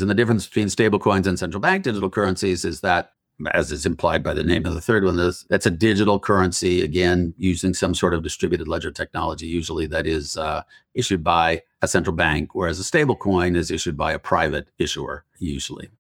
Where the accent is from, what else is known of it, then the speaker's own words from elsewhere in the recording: Utah, United States; Growing up in Utah